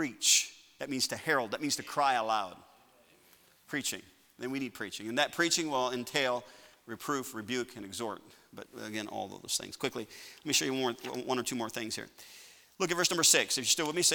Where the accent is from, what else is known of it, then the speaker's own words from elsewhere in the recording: Chicago, Illinois, United States; I'm a northerner. I'm from Chicago. I mean, just that area